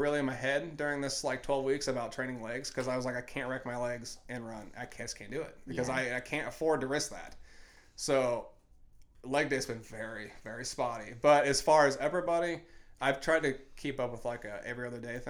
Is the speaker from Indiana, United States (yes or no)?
yes; Indiana, United States; born or raised there